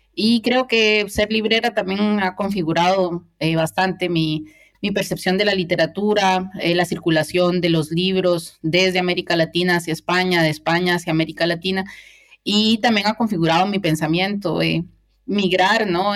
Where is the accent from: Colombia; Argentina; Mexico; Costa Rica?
Costa Rica; Cartago; moved away as an adult; now in Spain; cartaginesa, costarricense